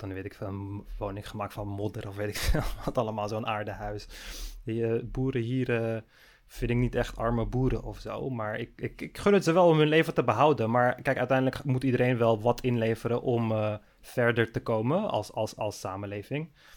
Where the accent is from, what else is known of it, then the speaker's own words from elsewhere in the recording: Netherlands; also born or lived in Amsterdam; als Nederlander